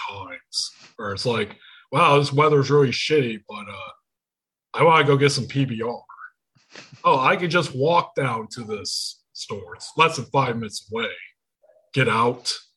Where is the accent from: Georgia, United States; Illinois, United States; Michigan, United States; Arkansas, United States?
Michigan, United States; accent: Michigan; I'm from Michigan